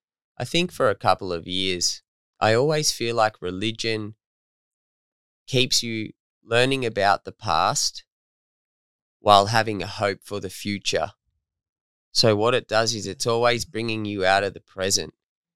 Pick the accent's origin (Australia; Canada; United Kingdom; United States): Australia; Torquay, Victoria; Where I'm from. Okay. I'm from Torquay.